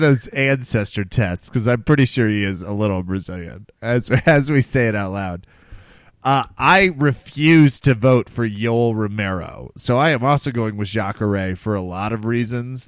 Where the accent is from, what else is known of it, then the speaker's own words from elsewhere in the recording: Kansas, United States; now in Denver, United States; I'm from Kansas